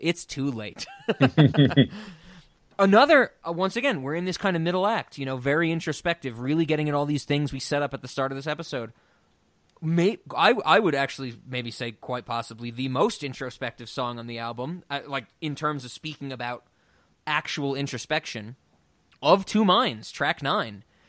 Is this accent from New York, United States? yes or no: yes; New York City, New York, United States; I'm from New York